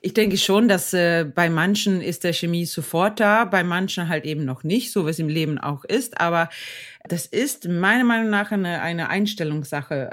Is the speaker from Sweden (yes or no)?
yes; Sweden; ich als Schwedin